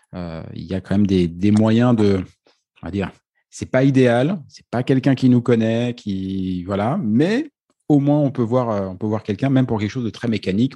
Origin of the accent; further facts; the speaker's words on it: France; si on est français